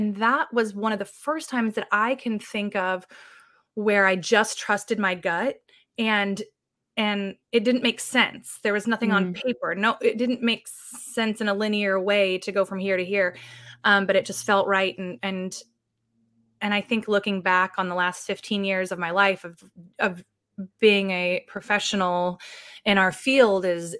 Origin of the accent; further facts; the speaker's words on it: Tennessee, United States; I use she, her pronouns. I was raised mostly in Tennessee.